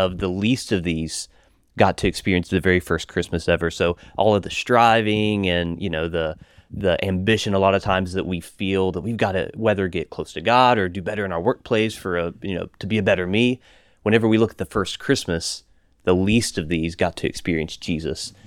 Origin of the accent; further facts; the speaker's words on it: West Virginia, United States; I grew up in West Virginia